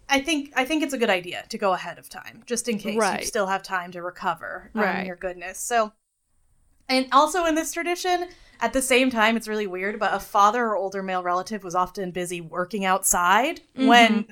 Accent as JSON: {"language": "English", "country": "United States", "said": "we are American"}